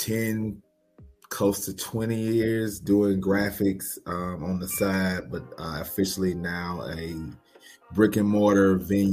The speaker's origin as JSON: {"language": "English", "town": "Nashville", "region": "Tennessee", "country": "United States", "tie": "born or raised there", "moved": "as an adult", "lives_now": "Durham, United States", "said": "I'm from Nashville, Tennessee, born and raised. I am now in Durham, North Carolina. I moved here 2006, December 27th, 2006."}